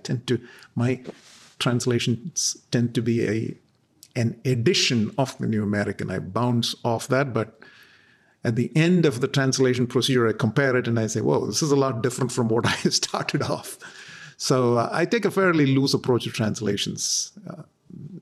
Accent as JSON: {"language": "English", "area": "southwestern coast of India", "region": "Kerala", "country": "India", "first_language": "Malayalam", "second_language": "English", "moved": "yes", "lives_now": "Dallas, United States", "said": "my mother tongue, Malayalam, which is spoken on the southwestern coast of India by a few million people"}